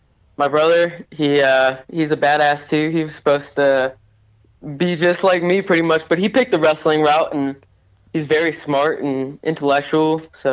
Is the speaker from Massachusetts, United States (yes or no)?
no; Warsaw, Indiana, United States; now in Detroit, United States; No, I'm from Warsaw, Indiana, actually. That's where I'm originally from, but I live in Detroit right now.